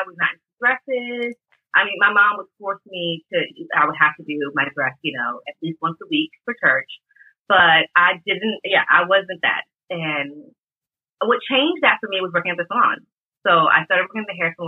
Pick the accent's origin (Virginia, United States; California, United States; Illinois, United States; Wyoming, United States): Virginia, United States; Alexandria; moved away as an adult; now in Paris, France; I grew up in Alexandria, Virginia, which is right outside of DC